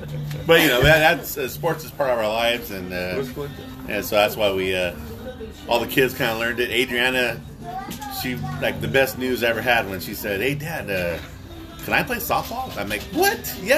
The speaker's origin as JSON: {"language": "English", "town": "San Bernardino", "region": "California", "country": "United States", "tie": "born or raised there", "said": "We grew up in San Bernardino, Miami, well, around this area."}